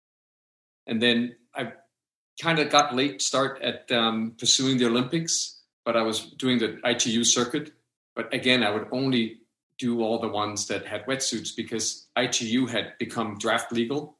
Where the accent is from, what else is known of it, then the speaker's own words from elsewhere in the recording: Denmark; I grew up in Denmark, and my mom's American, my dad was Danish